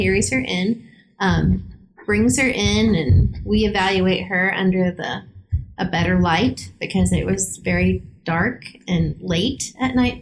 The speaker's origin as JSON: {"language": "English", "region": "Kansas", "country": "United States", "said": "we're from Kansas."}